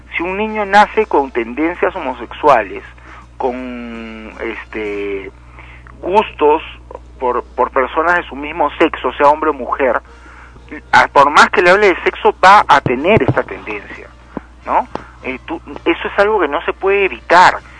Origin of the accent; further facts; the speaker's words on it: Lima, Peru; cuando era pequeño y vivía en Lima